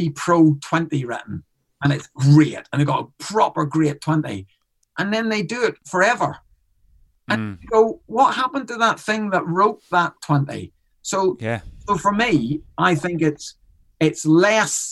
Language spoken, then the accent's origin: English; Ireland; I'm an Irishman in Canada. I'm an Irish on tour in Australia